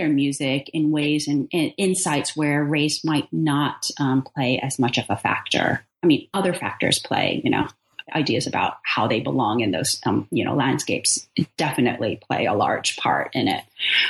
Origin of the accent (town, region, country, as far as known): California, United States; born or raised there